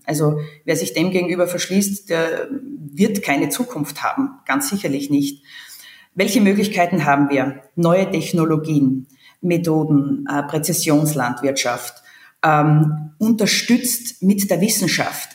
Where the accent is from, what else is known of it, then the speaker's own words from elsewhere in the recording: Hitzendorf, Styria, Austria; meiner Heimatgemeinde, Marktgemeinde Hitzendorf